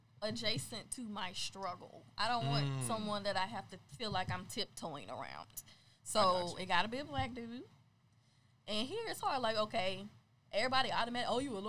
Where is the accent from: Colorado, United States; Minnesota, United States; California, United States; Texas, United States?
Texas, United States; Houston; I'm from Houston